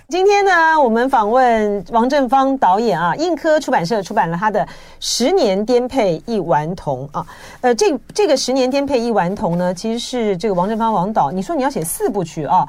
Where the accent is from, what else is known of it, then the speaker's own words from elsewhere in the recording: Taiwan; 因为我们就是在台湾，呃，成长，然后呢，我们经历了台湾的两岸的之间的隔绝啊